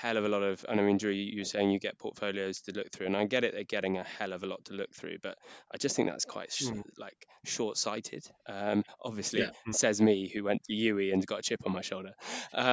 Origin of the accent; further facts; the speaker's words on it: Hay-on-Wye, Wales, United Kingdom; I'm from the Welsh Borders, place, little town called Hay-on-Wye